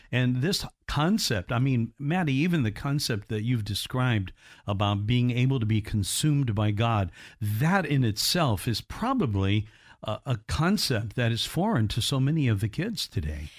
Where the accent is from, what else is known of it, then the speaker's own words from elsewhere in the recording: Indiana, United States; I'm from Indiana, uh, originally